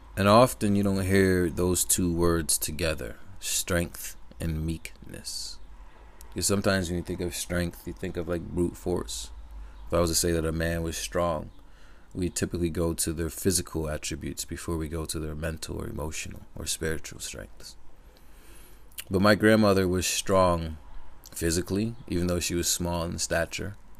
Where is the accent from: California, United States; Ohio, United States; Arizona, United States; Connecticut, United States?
Connecticut, United States; I live in Connecticut, for those who don't know. And, or I grew up in Connecticut